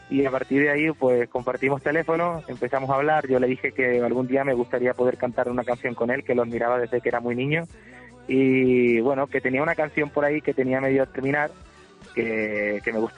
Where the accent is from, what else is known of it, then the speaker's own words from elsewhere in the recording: Córdoba, Andalusia, Spain; La verdad que estoy muy contento del recibimiento de, mi tierra, de mi gente.